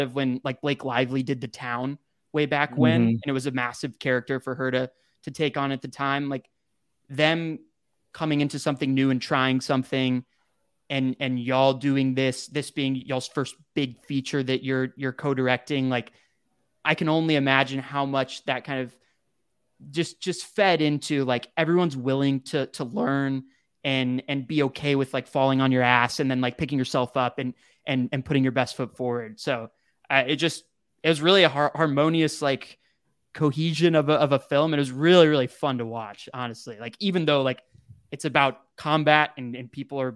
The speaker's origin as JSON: {"language": "English", "town": "Dallas", "region": "Texas", "country": "United States", "tie": "born or raised there", "said": "I grew up in Texas, I grew up in Dallas, but my mom was from Louisiana."}